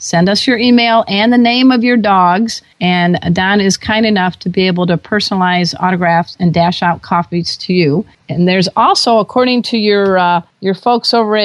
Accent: Gary, Indiana, United States; I grew up in Gary

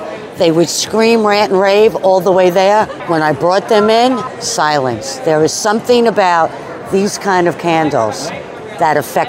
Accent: Sunrise, Florida, United States; I'm from Sunrise.

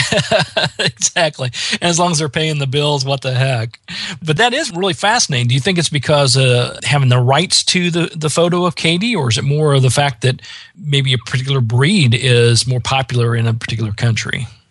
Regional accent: Midwest, United States; I grew up in the Midwest

